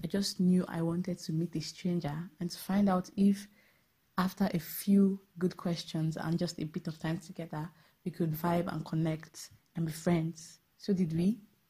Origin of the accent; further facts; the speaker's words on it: Ikono, Akwa Ibom, Nigeria; But I'm from Akwa Ibom. I'm from the Ikono.